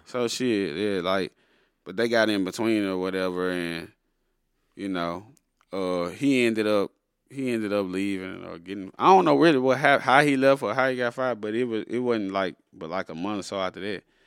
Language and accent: English; an hour and a half from Baton Rouge, Louisiana, United States; moved away as an adult; now in Dallas, United States; Baton Rouge is like an hour and a half from where I, from where my hometown